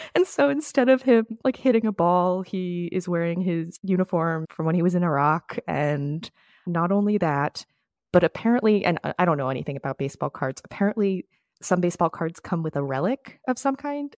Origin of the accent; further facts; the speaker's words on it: Florida, United States; moved away; I am from Florida. I went to school in Florida.